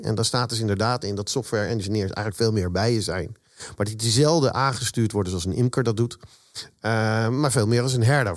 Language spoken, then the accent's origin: Dutch; Zoetermeer, South Holland, Netherlands; also born or lived in Eindhoven; ik kom uit Zoetermeer. Daar woon ik